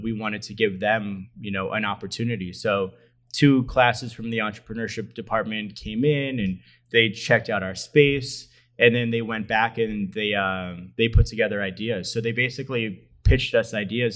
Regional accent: Allentown, Pennsylvania, United States; I'm from this area, born and raised in Allentown

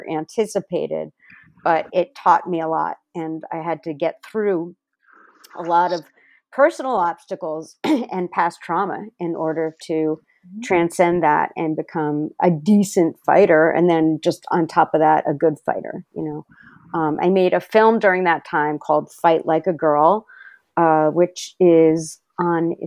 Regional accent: New Jersey, United States; I grew up in New Jersey

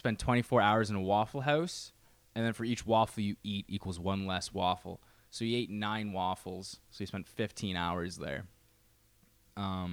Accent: Canada; we're Canadian

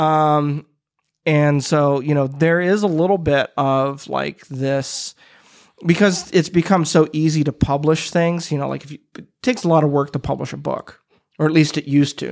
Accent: Midwest, United States; I'm a Midwesterner

